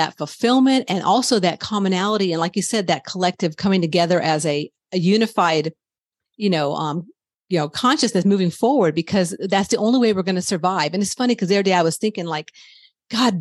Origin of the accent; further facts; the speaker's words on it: United States; I love being American